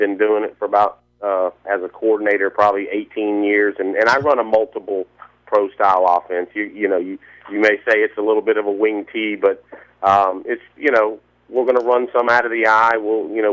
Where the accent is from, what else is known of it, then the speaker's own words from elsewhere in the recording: Valdosta, Georgia, United States; I'm originally from Valdosta